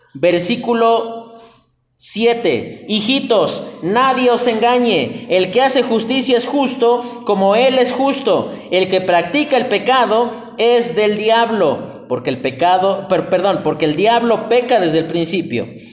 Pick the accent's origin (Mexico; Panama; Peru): Mexico; como buen mexicano